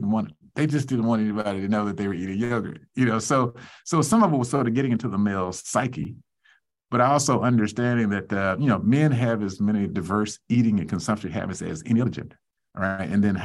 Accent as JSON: {"language": "English", "region": "the South", "country": "United States", "said": "let me just sort of say I'm a Southerner, so my parents woke up so early in the morning when we were rising"}